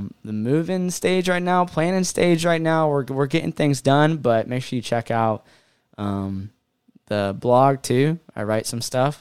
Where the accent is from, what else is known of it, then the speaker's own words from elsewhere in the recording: Cincinnati, Ohio, United States; we're from Ohio, Cincinnati area